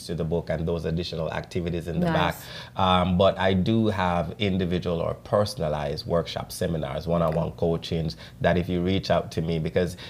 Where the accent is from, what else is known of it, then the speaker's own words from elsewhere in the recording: Jamaica; a Jamaican young man